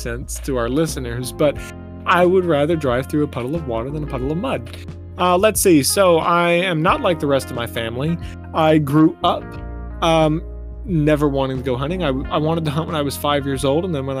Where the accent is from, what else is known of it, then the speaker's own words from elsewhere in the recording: Lake Martin, Alabama, United States; And I grew up on Lake Martin, Alabama, which is a lot of fun. You know, if you've ever grown up on a lake or in a beach town, you kind of understand.